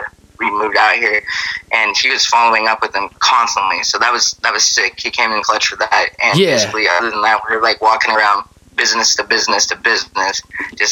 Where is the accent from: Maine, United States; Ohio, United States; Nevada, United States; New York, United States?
Nevada, United States; Carson City; moved away; also born or lived in Reno; out in Carson, which is where we're from